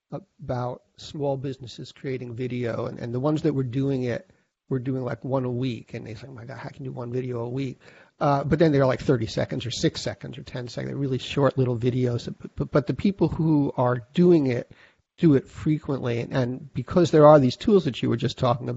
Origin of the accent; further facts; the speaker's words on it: United States; As an American